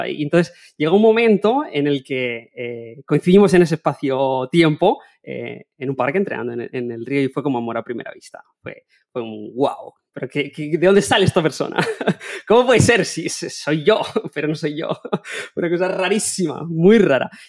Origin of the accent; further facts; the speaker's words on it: Elche, Valencian Community, Spain; born there; los dos nacimos en Elche, eh, Pau vive en Alemania, pero él es de Elche también